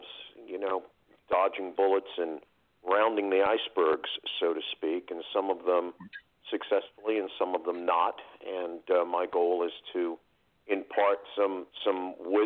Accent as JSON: {"language": "English", "town": "New York City", "region": "New York", "country": "United States", "also_born_or_lived": "northern New Jersey", "moved": "yes", "lives_now": "New Jersey, United States", "said": "New York City. Yeah, New York City. originally from Queens, one of the boroughs"}